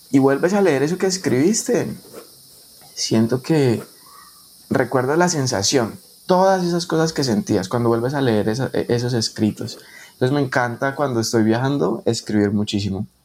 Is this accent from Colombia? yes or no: yes; Colombia; yo soy colombiano, soy bayuno.